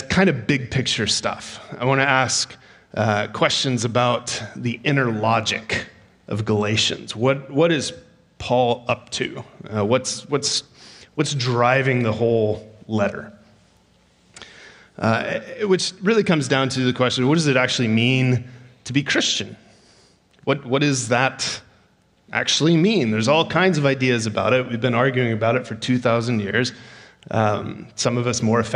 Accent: Texas, United States; moved away as an adult; now in Canada; I am from Texas. And I tell you that because sometimes I talk differently.

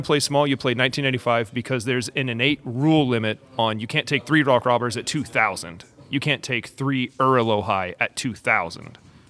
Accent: Texas, United States; being a Texan

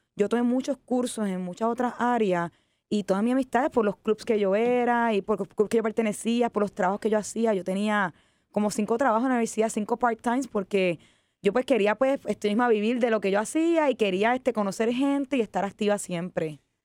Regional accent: Puerto Rico; also born or lived in Ecuador / Switzerland / Japan; decido regresar a Puerto Rico

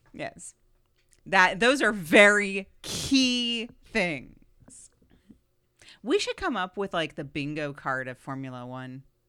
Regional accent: United States; Being American

